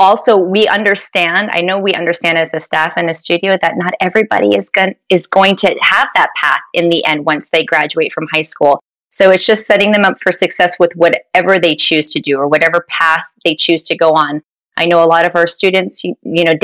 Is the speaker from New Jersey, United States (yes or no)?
yes; Sparta, New Jersey, United States; moved away as an adult; also born or lived in Pittsburgh, Pennsylvania; now in Florida, United States; I grew up in North New Jersey in a small town called Sparta, New Jersey.